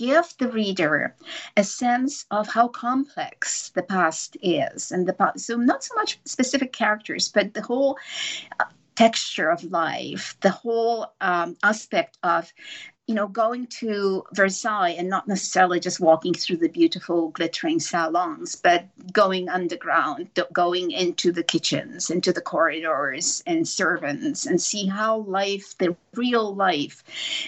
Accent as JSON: {"language": "English", "country": "Poland", "tie": "born or raised there", "said": "I grew up in Poland."}